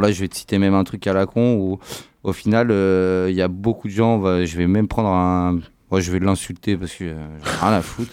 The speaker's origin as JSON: {"language": "French", "country": "France", "said": "chez nous en France"}